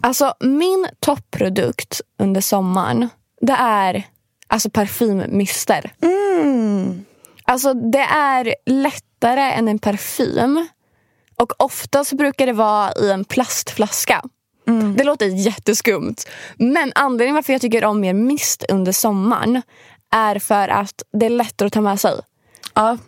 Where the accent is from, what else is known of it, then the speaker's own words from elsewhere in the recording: Sweden; jag är svensk